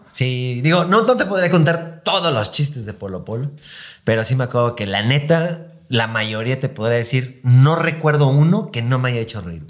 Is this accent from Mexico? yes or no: yes; Mexico; somos mexicanos